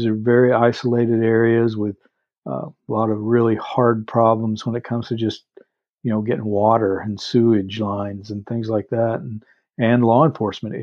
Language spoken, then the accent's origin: English; Texas, United States; I grew up in Texas mainly